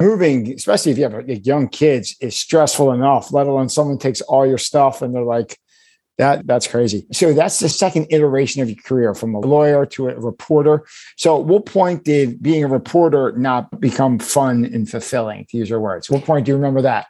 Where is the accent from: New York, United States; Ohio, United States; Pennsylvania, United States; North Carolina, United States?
Pennsylvania, United States; Philadelphia; I grew up in Philadelphia. I've been here my whole life.